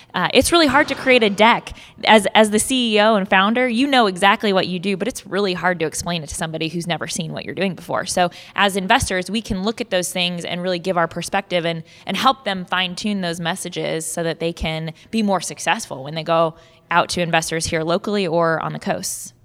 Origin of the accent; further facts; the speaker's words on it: Omaha, Nebraska, United States; now in Ohio, United States; Omaha, Nebraska, which is actually my hometown